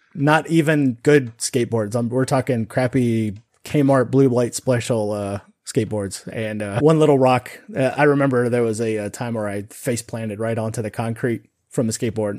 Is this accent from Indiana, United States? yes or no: no; Sun Valley, Nevada, United States; growing up in Nevada